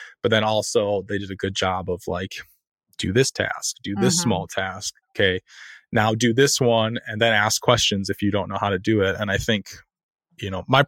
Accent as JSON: {"language": "English", "region": "Iowa", "country": "United States", "moved": "yes", "said": "I'm from Iowa originally"}